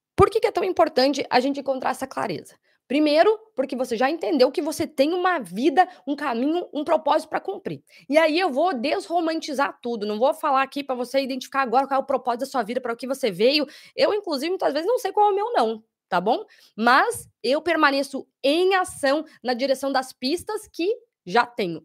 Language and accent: Portuguese; Curitiba, Paraná, Brazil; now in Sydney, Australia; Curitiba, meus conterrâneos